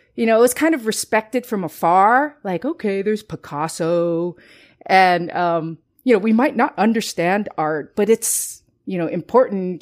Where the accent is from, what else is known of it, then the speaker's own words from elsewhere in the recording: Los Angeles, California, United States; also born or lived in Costa Rica; I am of Chinese descent, but I was born in Costa Rica and I grew up in Los Angeles in, uh, Northeast L A, a very Chicano neighborhood